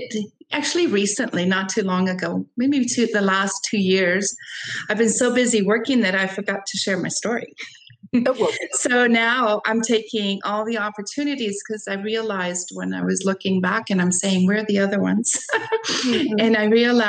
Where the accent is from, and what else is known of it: San Francisco, California, United States; born or raised there; also born or lived in Costa Rica